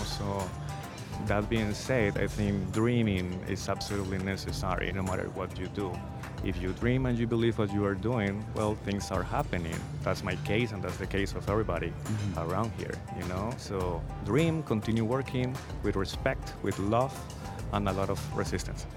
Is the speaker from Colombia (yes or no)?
yes; Cali, Valle del Cauca, Colombia; moved away; my city, Cali, was really well known for being the resistance uh, point